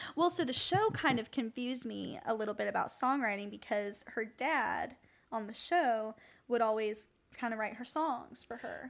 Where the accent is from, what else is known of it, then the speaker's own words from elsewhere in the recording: Tampa, Florida, United States; moved away as an adult; now in Nashville, United States; I'm from Tampa, Fl-